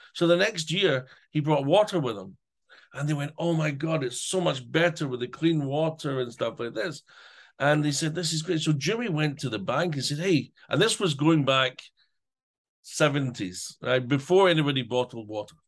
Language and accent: English; Scotland, United Kingdom; now in Ukraine; being Scottish